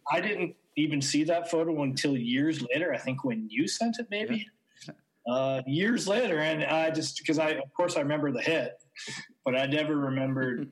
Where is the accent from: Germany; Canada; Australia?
Canada; moved away as an adult; now in Austria; We're both Canadian baseball players who took our career, our baseball career, overseas to Austria